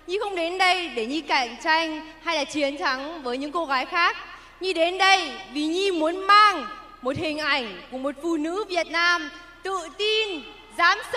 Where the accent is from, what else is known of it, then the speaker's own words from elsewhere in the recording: Germany; lúc em nhỏ thì à, bố mẹ em cũng và em sống một quê rất là nhỏ ở bên Đức